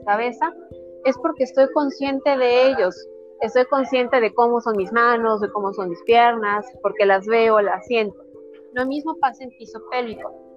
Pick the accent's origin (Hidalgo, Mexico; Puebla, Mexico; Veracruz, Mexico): Hidalgo, Mexico; also born or lived in Mexico City; Sí, soy del estado de Hidalgo, de un pueblo alejado de la mano de Dios